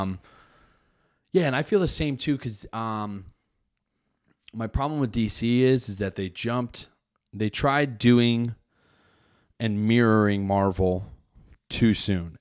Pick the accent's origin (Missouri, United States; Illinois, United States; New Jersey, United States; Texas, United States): New Jersey, United States; I'm from Jersey